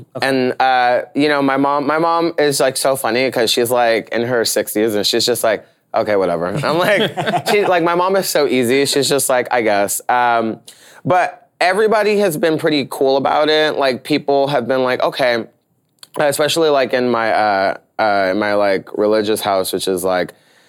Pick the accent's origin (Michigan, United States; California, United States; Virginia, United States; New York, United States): New York, United States; So like, being a New Yorker, I'm gonna just like be myself.